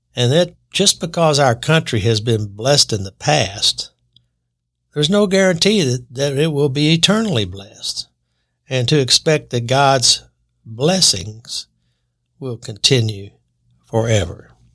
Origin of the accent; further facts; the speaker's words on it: United States; I was born in America